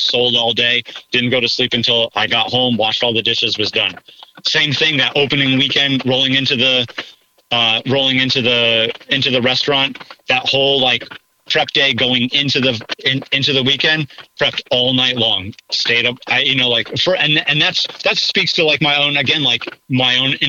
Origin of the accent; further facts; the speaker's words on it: United States; now in Mifflinburg, United States; where I grew up on the Delaware River